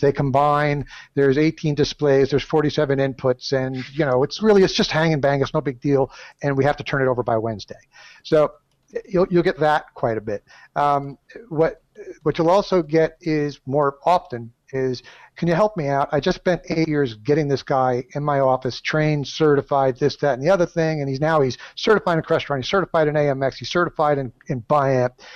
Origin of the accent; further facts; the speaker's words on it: Southern California, United States; I'm from Southern California. We're not so mellow down here